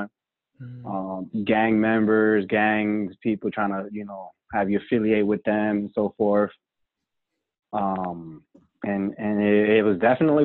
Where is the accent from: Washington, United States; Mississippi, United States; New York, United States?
New York, United States; New York City; first language Spanish; English is a second language; moved away; I'm originally from New York City, born and raised over there.